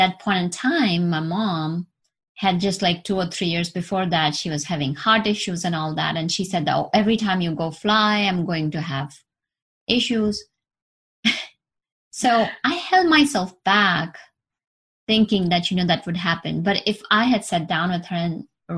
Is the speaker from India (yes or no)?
yes; India; moved away; I was born in India and I've traveled to US, New York